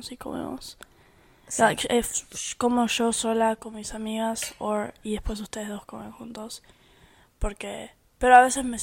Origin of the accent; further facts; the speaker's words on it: Argentina; born there; Yo nací en Argentina, pero yo soy americanizada.